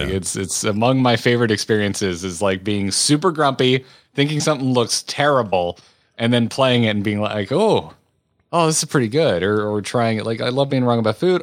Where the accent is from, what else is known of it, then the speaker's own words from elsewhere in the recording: United States; I am American